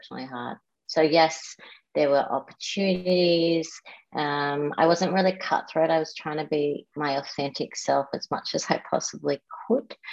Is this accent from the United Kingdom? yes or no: no; Melbourne, Victoria, Australia; I grew up in Melbourne and went to private schools here